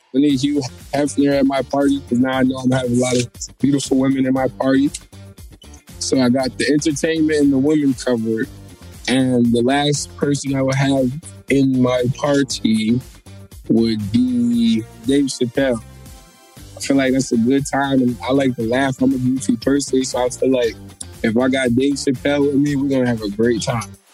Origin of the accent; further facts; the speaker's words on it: Waterbury, Connecticut, United States; I'm from Waterbury